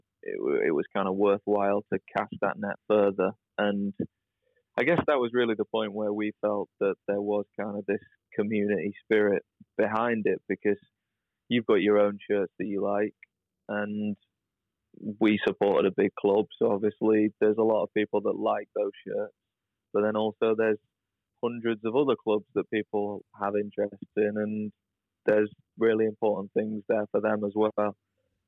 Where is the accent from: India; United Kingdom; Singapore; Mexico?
United Kingdom; we're British.